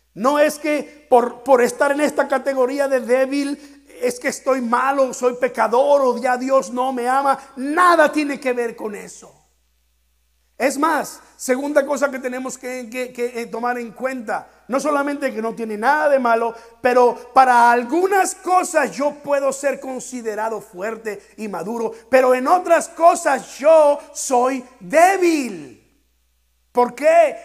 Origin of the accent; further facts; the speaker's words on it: Mexico; aquellos de nosotros que somos mexicanos